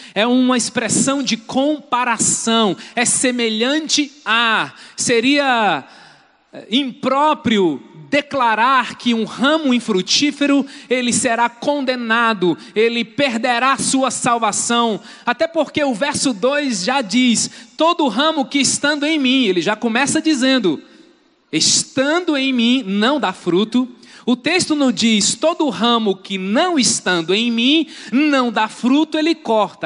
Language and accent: Portuguese; Brazil; muitos de nós somos brasileiros